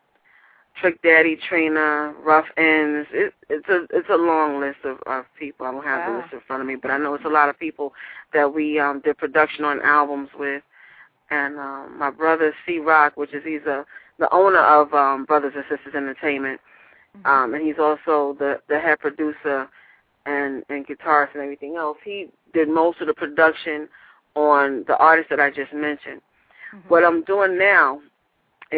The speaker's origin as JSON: {"language": "English", "town": "New York City", "region": "New York", "country": "United States", "tie": "born or raised there", "said": "I was born and raised in Harlem. We lived in New York, you know, all my life"}